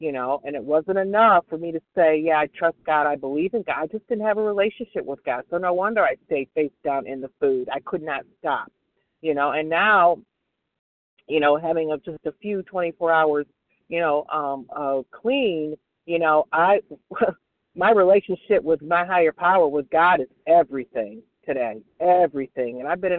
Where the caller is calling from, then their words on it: Michigan, United States; B as in boy, W as in William, and I'm calling in from Michigan